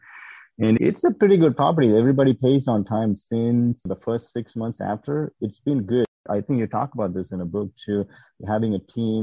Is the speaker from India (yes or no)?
yes; South India, India; moved away as an adult; now in United States; I'm originally from South India. I came to the U.S. as an immigrant in 2008, and I did my master's in mechanical engineering